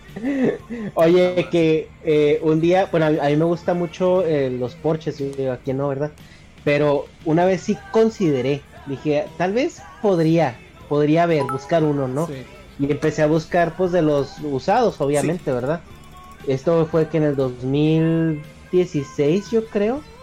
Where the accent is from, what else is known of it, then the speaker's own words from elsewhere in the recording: northern Mexico, Mexico; accent: northern Mexican; del norte, donde yo soy, pronunciamos mucho